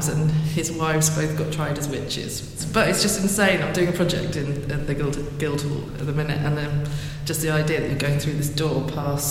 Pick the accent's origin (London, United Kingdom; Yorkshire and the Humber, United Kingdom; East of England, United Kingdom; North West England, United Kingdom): East of England, United Kingdom; Norfolk; I'm from Norfolk originally